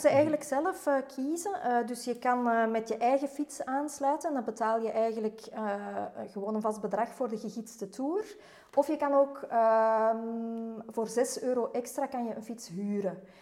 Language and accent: Dutch; Antwerp, Flanders, Belgium; moved away as an adult; now in Mechelen, Belgium; ik ben eigenlijk oorspronkelijk van Antwerpen.